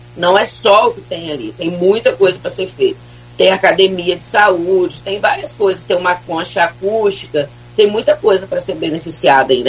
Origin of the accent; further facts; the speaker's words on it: Brazil; eu sou de São Francisco, fui criado ali